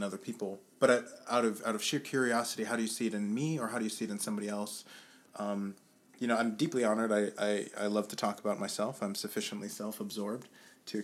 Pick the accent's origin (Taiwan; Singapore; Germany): Germany; moved away as an adult; also born or lived in New York / New Orleans / Austin; I grew up in Germany. And then after high school, I moved around a couple different places, a little bit of New York, a little bit of New Orleans, and a little bit more of Austin.